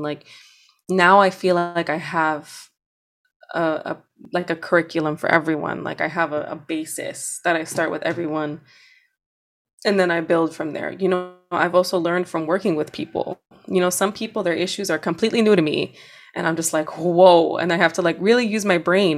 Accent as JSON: {"language": "English", "town": "New York City", "region": "New York", "country": "United States", "said": "where I'm from, I'm from Hunts Point, like, it is dangerous"}